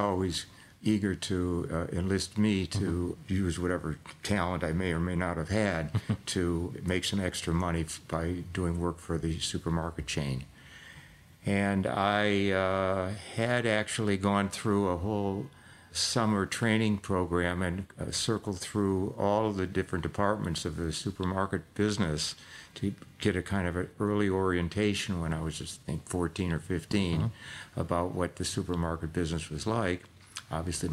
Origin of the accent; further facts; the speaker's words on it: Detroit, Michigan, United States; I was born and raised in Detroit, Michigan